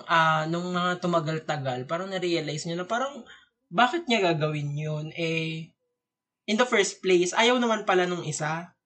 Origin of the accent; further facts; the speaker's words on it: Bicol Region, Philippines; moved away; from hometown ko sa Bicol